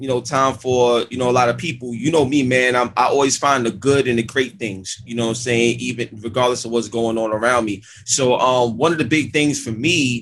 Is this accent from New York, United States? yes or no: yes; New York City, New York, United States; I grew up in East New York, Brooklyn.